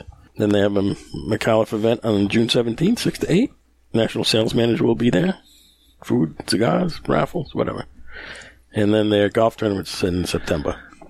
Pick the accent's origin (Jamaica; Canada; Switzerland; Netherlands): Netherlands; Yes, I'm really from the Netherlands and live there.